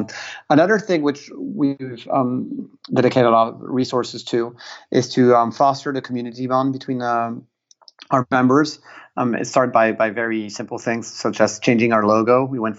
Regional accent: Piedmont, Italy; English is a second language; since I'm also partially Italian and I come from the Piemonte, which is a big wine region, that's a region of Barolo wines

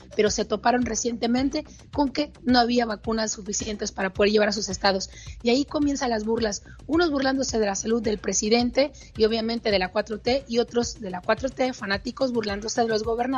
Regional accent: Sonora, Mexico; como dicen por acá en Sonora, de donde soy originaria

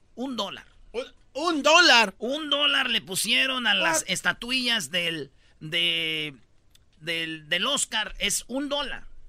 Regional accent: Michoacán, Mexico; yo soy de Michoacán

